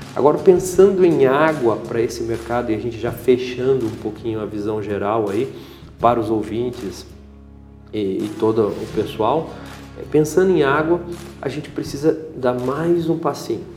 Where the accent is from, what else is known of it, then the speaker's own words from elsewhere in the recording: Brazil; Como bom brasileiro